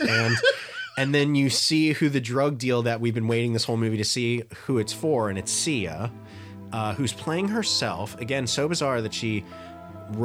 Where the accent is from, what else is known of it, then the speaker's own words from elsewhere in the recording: Trinidad & Tobago; I'm from Trinidad. Technically, I want to make sure we're doing our regions. Fuck. I'm Trinidadian.